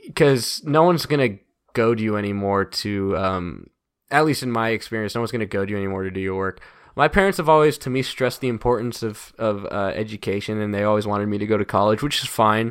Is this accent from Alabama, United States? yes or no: no; Woodstock, Georgia, United States; also born or lived in Athens, Georgia; I love Woodstock. I love, you know, my hometown